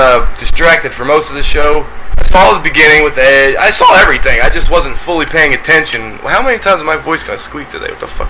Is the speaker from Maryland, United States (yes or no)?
yes; Baltimore, Maryland, United States; moved away; I'm from Maryland originally, and right in the Baltimore area.